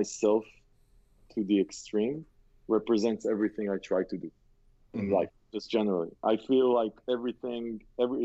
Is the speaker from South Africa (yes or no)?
no; Israel; I grew up in Israel